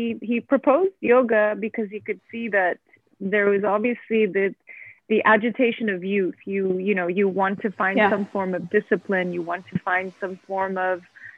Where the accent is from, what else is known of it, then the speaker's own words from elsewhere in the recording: Geneva, Switzerland; moved away as an adult; now in Abu Dhabi, United Arab Emirates; I was born and raised in Geneva, Switzerland. Of Turkish parents, and I have been living in Abu Dhabi for the last 15 years.